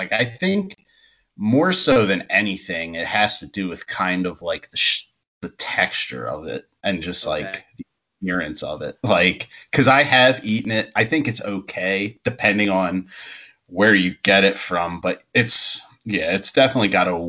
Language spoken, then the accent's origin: English; Schwenksville, Pennsylvania, United States; moved away; where I grew up in Pennsylvania. Yeah. Like the name itself is weird, Schwanksville